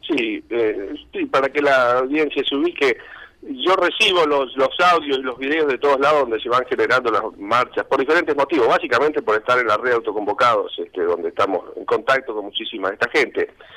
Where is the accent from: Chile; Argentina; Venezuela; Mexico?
Argentina; Avellaneda, Buenos Aires Province; Yo soy de Avellaneda, soy de Avellaneda trabajo para empresas de Avellaneda